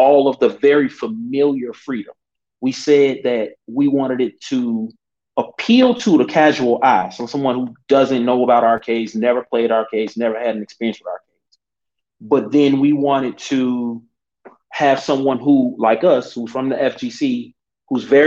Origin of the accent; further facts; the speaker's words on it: Chicago, Illinois, United States; I'm from Chicago. We are in Chicago.